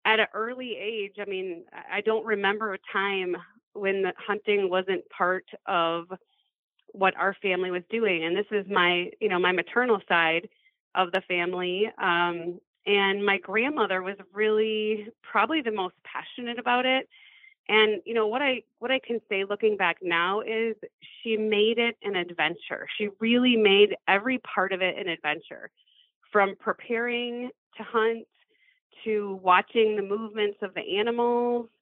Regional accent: Powers, Michigan, United States; I grew up in the Upper Peninsula of Michigan in Menominee County.

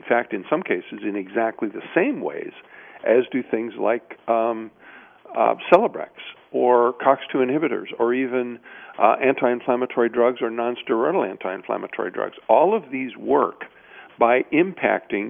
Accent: Midwest, United States; I grew up in the Midwest

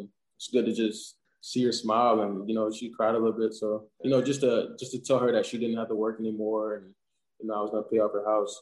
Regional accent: South Georgia, United States; moved away as an adult; now in Indianapolis, United States; I'm from South Georgia

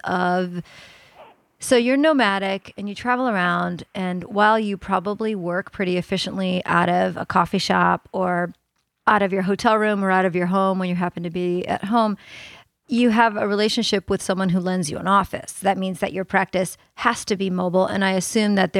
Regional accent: the South, United States; us Southerners down here

